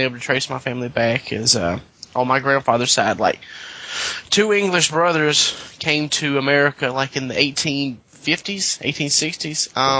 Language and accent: English; the South, United States; I'm a Southerner.